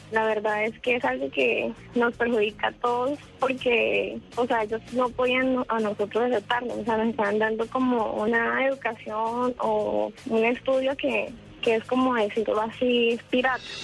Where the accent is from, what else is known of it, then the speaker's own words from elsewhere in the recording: Arauca, Colombia; moved away as an adult; now in Bogotá, Colombia; yo no soy de Bogotá, soy de Arauca